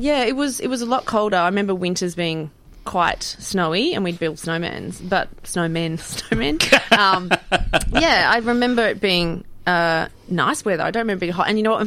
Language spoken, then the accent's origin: English; Orange, New South Wales, Australia; moved away; also born or lived in Sydney / Mackay, Queensland; I was born in Sydney. So originally born in Sydney. Yeah. And then as a small child, we moved to New South Wales, which was Orange.